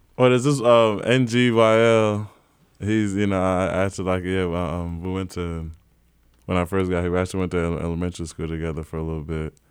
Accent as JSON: {"language": "English", "town": "Johannesburg", "region": "Gauteng", "country": "South Africa", "tie": "born or raised there", "also_born_or_lived": "South Carolina", "moved": "yes", "lives_now": "New York, United States"}